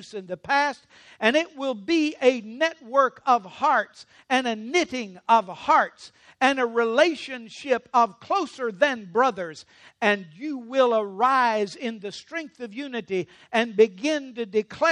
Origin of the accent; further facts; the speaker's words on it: Louisiana, United States; I'm from Louisiana.